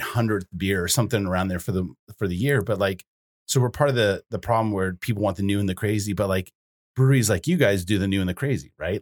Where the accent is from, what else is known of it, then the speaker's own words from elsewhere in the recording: Boulder, Colorado, United States; now in Bozeman, United States; I grew up in Boulder, Colorado